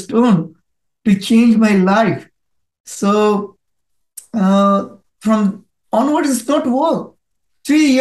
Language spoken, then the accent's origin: English; Kolkata, West Bengal, India; first language Bengali; English is a second language; moved away as an adult; now in Sydney, Australia; I, at this moment, at Sydney, but I born in India. My city is Calcutta. It is the eastern part of the India. So I migrated before 17 years in Australia.